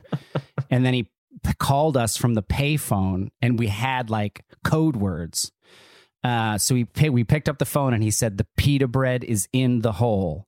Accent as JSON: {"language": "English", "town": "Neptune", "region": "New Jersey", "country": "United States", "tie": "born or raised there", "said": "So I grew up in Neptune, New Jersey."}